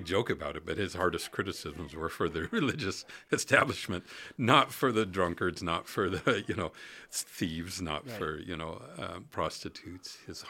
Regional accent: Alaska, United States; I'm a boy from the woods in the Holy Land. I grew up in Alaska

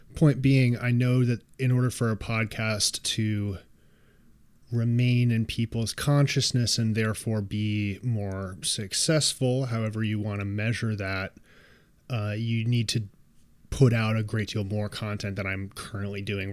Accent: New York City, New York, United States; I am a New Yorker

